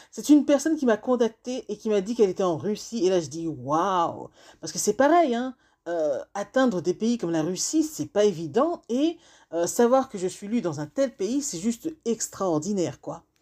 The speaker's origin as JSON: {"language": "French", "country": "Benin", "lives_now": "France", "said": "le Bénin, c'est mon pays d'origine."}